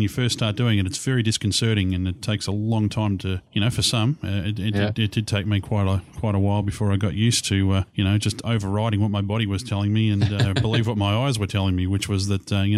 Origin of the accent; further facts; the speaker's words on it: Australia; We're from the Southern Hemisphere, so we've got the real Southern accents